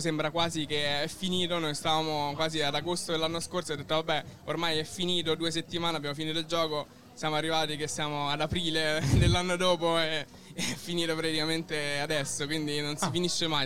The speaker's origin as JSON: {"language": "Italian", "town": "Rome", "region": "Lazio", "country": "Italy", "said": "noi siamo di Roma"}